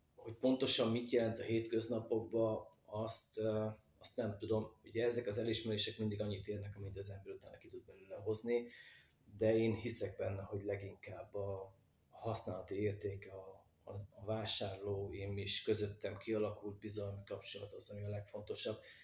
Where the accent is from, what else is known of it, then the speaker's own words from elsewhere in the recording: Magyarszombatfa, Vas, Hungary; gyerekkoromban vagy itt, vagy a kerámia gyárban láttam a fazekasokat munka közben